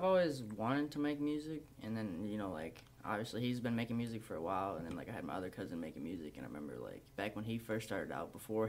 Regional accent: Southgate, Michigan, United States; Yeah, so, I went to school in Southgate, you know, I like basically grew up downriver and everything.

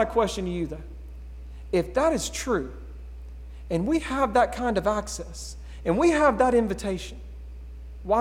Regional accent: United States; We're Americans

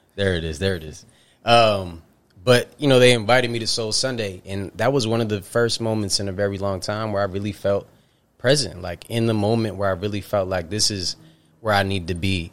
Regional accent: upstate New York, United States; from upstate New York. Very proudly would say upstate New York

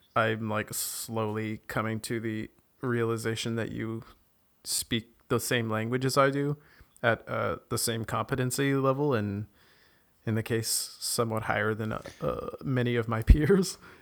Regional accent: Canada; now in Germany; I grew up without AC in Canada

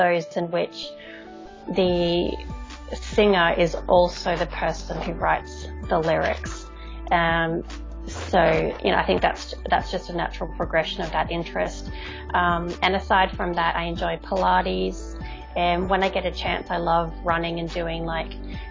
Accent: Brisbane, Queensland, Australia; I am from Brisbane, Queensland, in Australia, so over on the east coast of Australia.

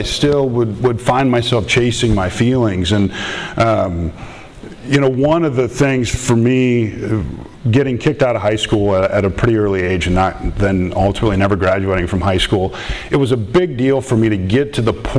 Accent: Minnesota, United States; I'm from Minnesota, so if I say things like "you betcha" or something, I apologize ahead of time.

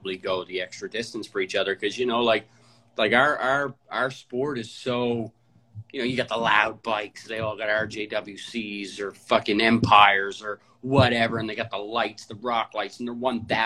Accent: Halifax, Nova Scotia, Canada; I'm from Halifax. I was born and raised in Halifax, Herring Cove, Spryfield

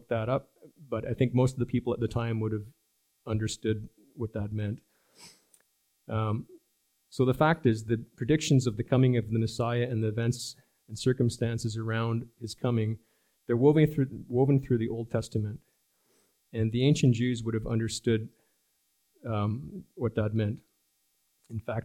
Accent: Germany; moved away; When I grew up in Germany many years ago

